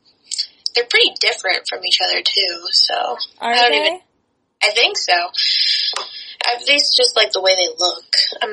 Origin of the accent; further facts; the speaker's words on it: Irvine, California, United States; also born or lived in Colorado / Minnesota / Texas; I was born in Colorado, And then, but I like kind of grew up in Irvine, California, but I've moved a lot as well.